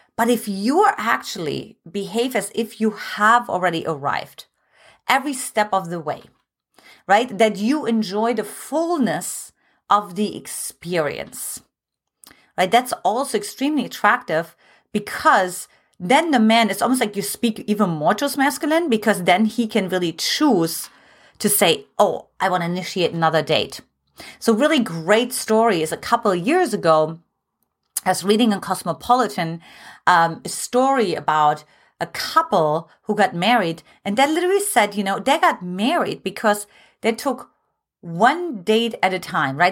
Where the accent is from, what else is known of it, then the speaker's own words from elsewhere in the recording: eastern Germany, Germany; English is a second language; now in United States; I was born in Eastern Germany